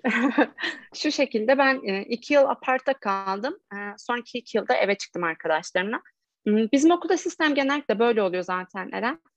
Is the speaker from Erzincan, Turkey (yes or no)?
yes; Erzincan, Turkey; ben de Erzincan'da büyüdüm.